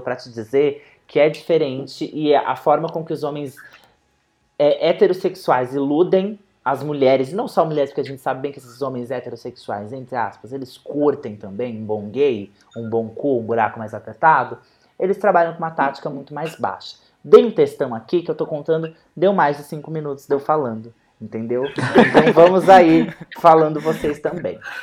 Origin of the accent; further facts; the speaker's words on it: Brazil; eu sou brasileira